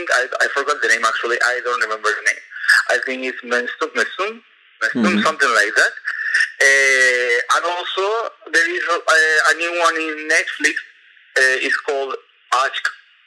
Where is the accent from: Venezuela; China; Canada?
Venezuela; moved away as an adult; now in Istanbul, Turkey; I'm from Venezuela, but I have been living here in Istanbul for almost 4 years already.